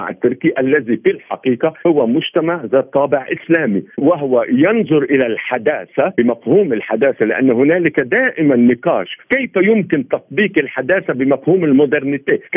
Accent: Lebanon; عندنا في لبنان، لبنان لا يوجد مفهوم الدوله الامه، نحن عده شعوب ضمن حي جغرافي ضيق

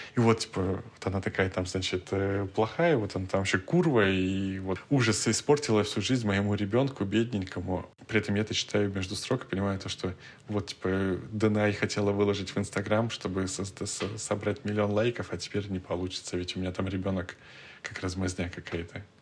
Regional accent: Moscow, Russia; мы из России, мы из Москвы

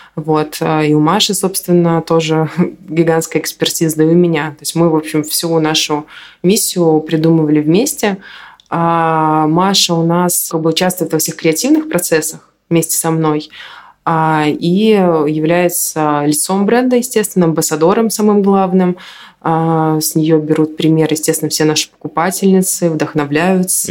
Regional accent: Minsk, Belarus; я из Минска

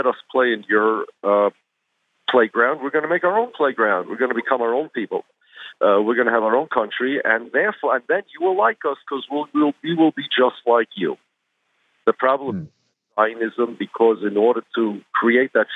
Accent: United States; I'm an American. My family's from Poland.

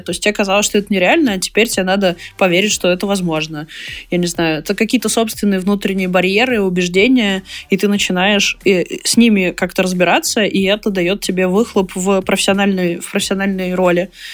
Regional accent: Perm Krai, Russia; moved away; я сама из Пермского края

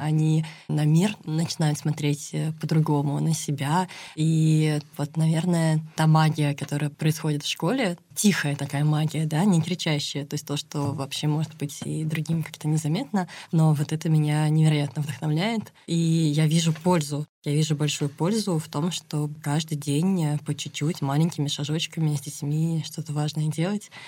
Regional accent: Moscow, Russia; moved away as an adult; now in Vyksa, Russia; я москвичка, прям коренная, у меня все в Москве

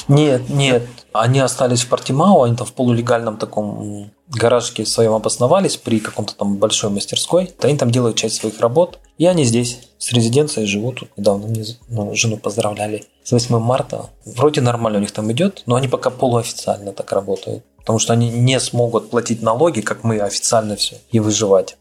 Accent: Taganrog, Rostov Oblast, Russia; moved away as an adult; now in Algarve, Portugal; мы из Таганрога

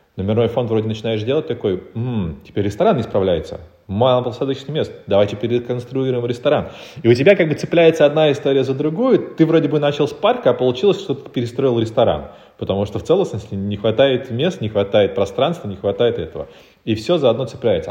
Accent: Republic of Karelia, Russia; moved away as an adult; now in Moscow, Russia; я сам из Карелии, и я перебрался в Москву в 2014 году

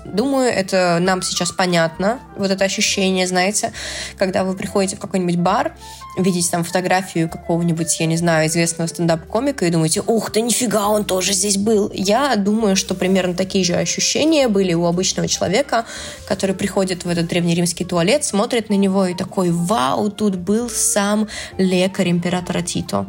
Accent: Astrakhan, Astrakhan Oblast, Russia; в Астрахани мы говорим слово бабок вместо «косточка» от абрикоса, и где мы говорим э, «тутник» вместо э, «шелковица»

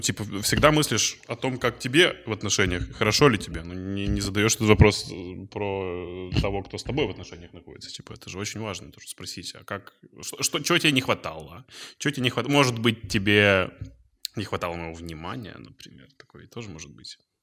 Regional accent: Izhevsk, Udmurtia, Russia; moved away; в моем родном городе, угу. в Ижевске

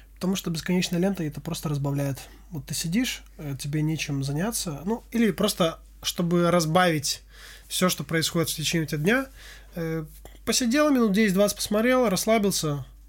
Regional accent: Armenia; я армянин

